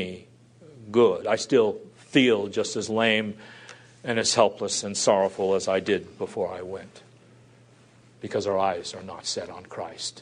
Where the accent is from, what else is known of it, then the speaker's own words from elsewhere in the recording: United States; I'm an American